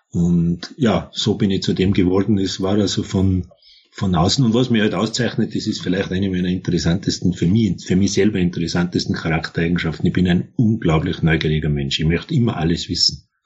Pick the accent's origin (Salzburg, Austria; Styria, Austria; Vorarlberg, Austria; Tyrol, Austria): Tyrol, Austria; born there; ich bin im Tirolerischen geboren.